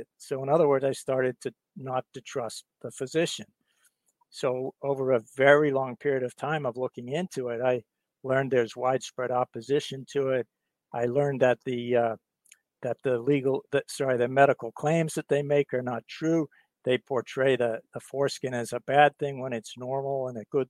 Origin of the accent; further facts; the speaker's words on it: England, United Kingdom; also born or lived in Virginia, United States; now in Boston, United States; So I was born in England, and I'm a UK US citizen.